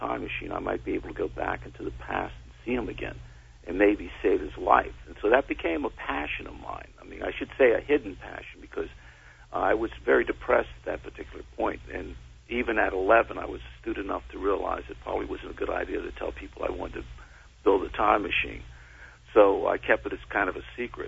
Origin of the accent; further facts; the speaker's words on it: New York City, New York, United States; I grew up in the Bronx, New York.